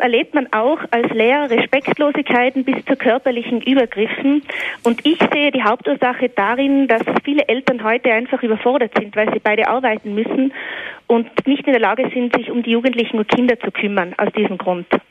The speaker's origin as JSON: {"language": "German", "country": "Austria", "said": "bei uns in Österreich"}